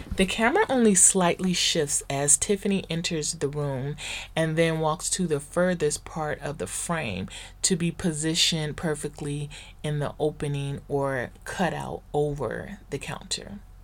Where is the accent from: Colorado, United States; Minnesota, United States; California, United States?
California, United States; the Valley, Southern; the black girls that I grew up with in the Valley here in Southern California